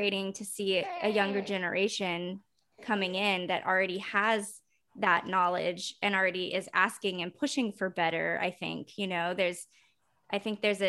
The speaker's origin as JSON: {"language": "English", "region": "Texas", "country": "United States", "tie": "born or raised there", "said": "That's my home state. That's where I'm from."}